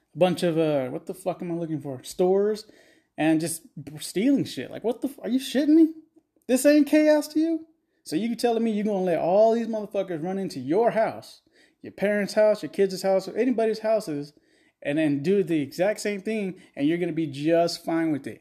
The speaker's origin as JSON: {"language": "English", "region": "Texas", "country": "United States", "said": "I'm from Texas"}